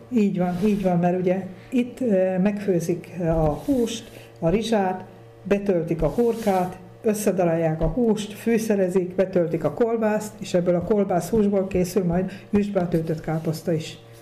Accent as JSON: {"language": "Hungarian", "region": "Kunság", "country": "Hungary", "tie": "born or raised there", "moved": "yes", "lives_now": "Hunyadfalva, Hungary", "said": "én a kunság ba szület, vagy ott születtem, de itt lakok már nagyon rég, 35 éve itt lakom"}